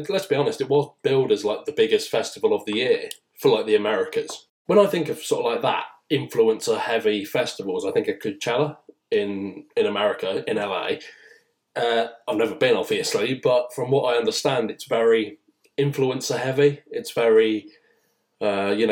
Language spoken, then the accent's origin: English; England, United Kingdom; being English, British